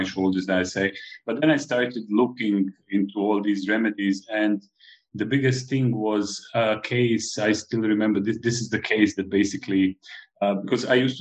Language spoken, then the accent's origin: English; Split-Dalmatia County, Croatia; moved away as an adult; also born or lived in Belgrade, Serbia; now in Malta; I come originally from Dalmatia, which is a province of Croatia in ex-Yugoslavia.